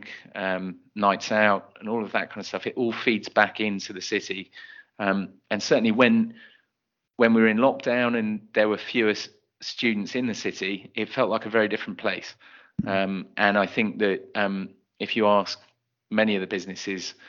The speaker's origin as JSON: {"language": "English", "town": "Bristol", "region": "South West England", "country": "United Kingdom", "moved": "as an adult", "said": "I'm from Bristol, I've been away from Bristol and I ended up coming back to it"}